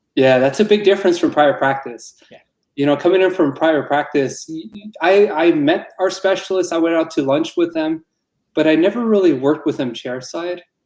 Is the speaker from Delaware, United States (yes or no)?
no; Tucson, Arizona, United States; also born or lived in Pittsburgh; I'm from Arizona, born and raised in Tucson.